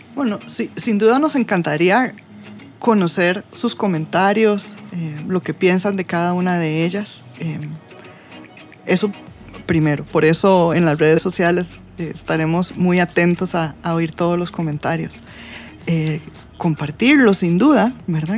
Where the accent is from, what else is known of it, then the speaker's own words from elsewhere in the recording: Costa Rica; nosotros como costarricenses